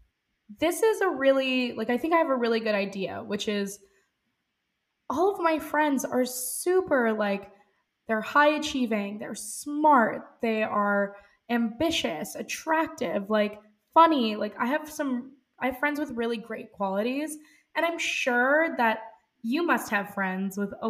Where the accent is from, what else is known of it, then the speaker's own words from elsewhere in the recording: New York City, New York, United States; I'm 25 years old, born and raised in New York City